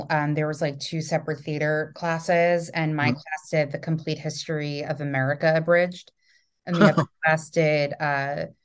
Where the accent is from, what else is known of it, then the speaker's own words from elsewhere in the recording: Wantagh, New York, United States; I grew up in Wantagh.